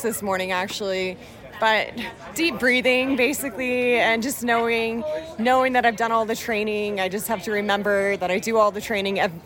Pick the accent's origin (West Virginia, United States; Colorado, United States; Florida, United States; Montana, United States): Colorado, United States; I'm from Colorado